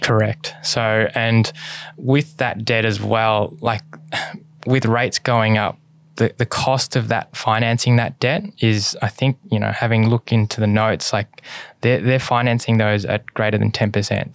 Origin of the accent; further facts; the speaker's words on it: Australia; my Mum is born in Hong Kong and my dad is born in China and I was born in Australia.